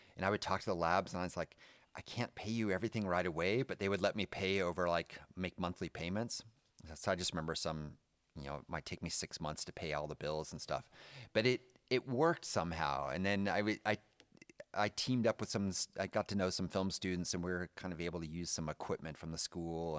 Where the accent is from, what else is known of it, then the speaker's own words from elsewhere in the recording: California, United States; moved away as an adult; now in Germany; my hometown in California